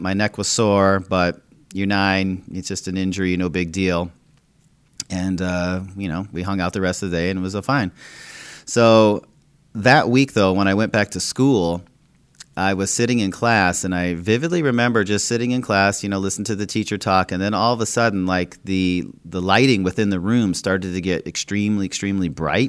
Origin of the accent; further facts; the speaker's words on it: Minnesota, United States; when I was growing up in Minnesota